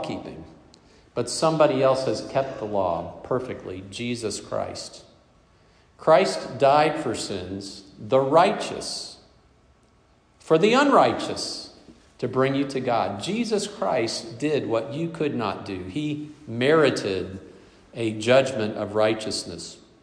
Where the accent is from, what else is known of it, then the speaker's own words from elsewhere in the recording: the Bible Belt, the South, United States; I grew up in the Bible Belt, the belt of privilege